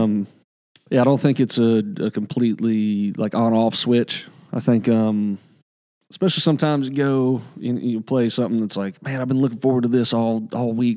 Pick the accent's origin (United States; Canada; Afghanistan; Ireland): United States; the South; now in Nashville, United States; growing up in the South